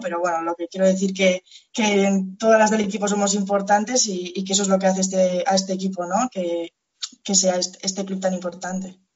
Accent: Pamplona, Navarre, Spain; now in Lezama, Spain; yo soy de Pamplona

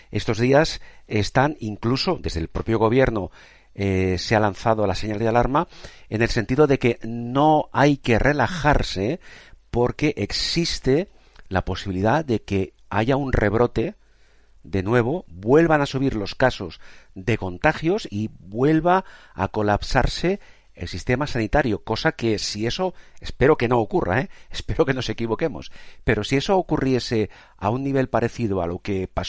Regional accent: Spain; expresamente a propósito porque sabemos cómo somos los españoles, que vamos mucho a nuestro aire

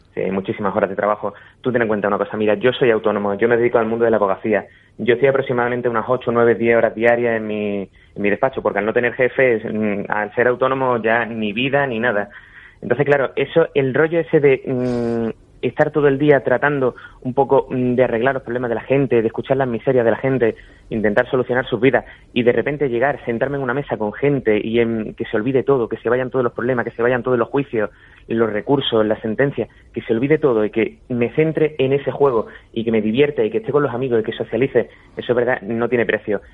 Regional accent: Vélez-Málaga, Andalusia, Spain; yo soy de Málaga, en un municipio de, de la provincia de Málaga que se llama Vélez Málaga

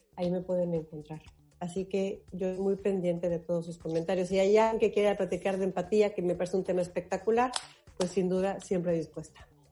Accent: Mexico; estamos los mexicanos

